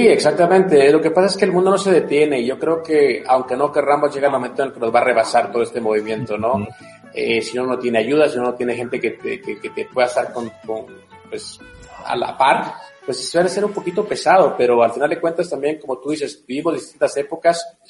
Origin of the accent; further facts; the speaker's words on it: Guatemala; now in United States; para mí es un orgullo ser guatemalteco, para mí es un orgullo estar en Estados Unidos